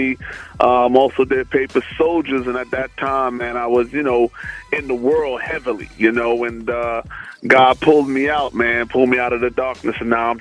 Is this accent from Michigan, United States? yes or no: no; New York, United States; accent: New York